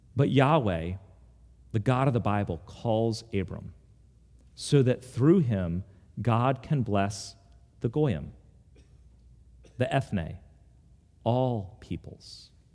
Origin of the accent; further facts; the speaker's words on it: United States; also born or lived in Charlottesville, Virginia; I ended up a hundred miles away in Charlottesville, and now I'm back in my hometown